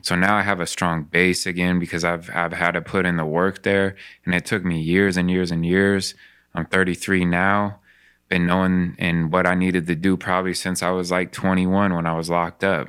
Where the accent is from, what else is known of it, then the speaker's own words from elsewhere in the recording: Spokane, Washington, United States; when I grew up in Spokane